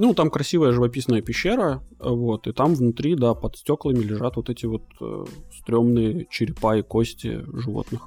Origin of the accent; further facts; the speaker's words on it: Latvia; now in Malta; я родился в Латвии, вот, а потом переехал на Мальту